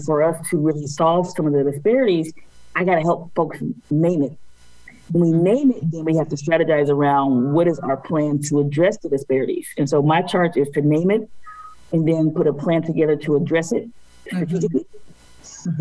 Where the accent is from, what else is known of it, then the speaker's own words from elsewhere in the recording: United States; being African American woman born in poverty in this country